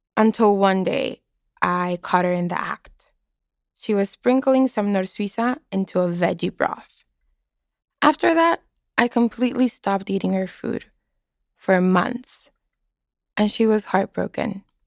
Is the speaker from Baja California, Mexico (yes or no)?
yes; Mexicali, Baja California, Mexico; moved away as an adult; now in Boston, United States